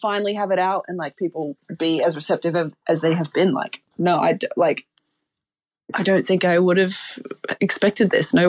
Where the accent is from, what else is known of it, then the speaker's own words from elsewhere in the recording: Australia; So I had to come back home to Oz. So it was like a short-lived living in UK.